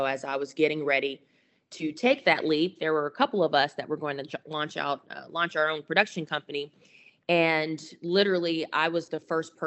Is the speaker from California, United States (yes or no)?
no; Macon, Georgia, United States; I was born and raised in Macon, Georgia